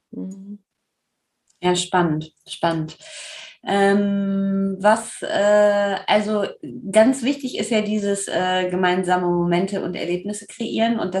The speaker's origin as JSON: {"language": "German", "region": "Rhineland", "country": "Germany", "said": "ich komme ja aus dem Rheinland, also ich würde in einer karnevalistischen Verkleidung auftauchen und gar nicht Oktoberfest adäquat."}